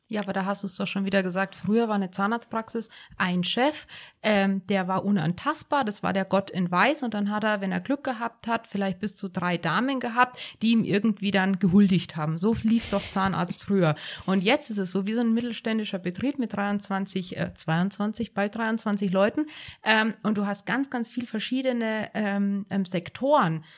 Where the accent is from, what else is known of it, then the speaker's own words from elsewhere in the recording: Bad Tölz, Bavaria, Germany; also born or lived in North Rhine-Westphalia; now in Garmisch-Partenkirchen, Germany; Also ich bin ja gebürtige Tölzerin